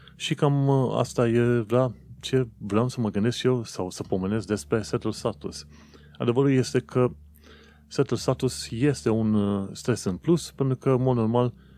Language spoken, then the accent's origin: Romanian; Romania; now in United Kingdom; Noi venim din România